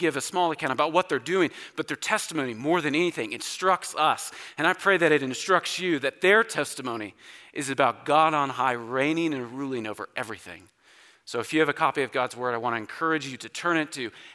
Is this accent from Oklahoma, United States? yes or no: yes; Oklahoma, United States; So I grew up in Oklahoma, spent all of my life there